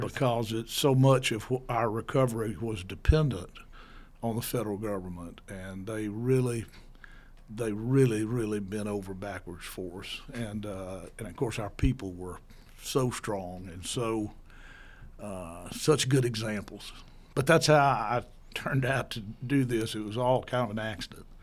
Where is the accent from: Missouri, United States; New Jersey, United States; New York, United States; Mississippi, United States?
Mississippi, United States; Yazoo City; I grew up in Jersey City, and, uh, my father died when I was two, and so my mother raised my two older brothers and me, and, uh, my everybody in my family was a lawyer, so I assumed that I would come home to Yazoo City